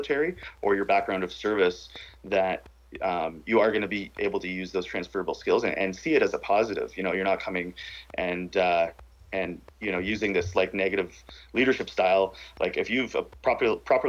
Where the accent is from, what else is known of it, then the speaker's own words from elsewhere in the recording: Parry Sound, Ontario, Canada; also born or lived in Ottawa; I grew up in the bush in, like, you know, basically the border of where North and South Ontario starts. Parry Sound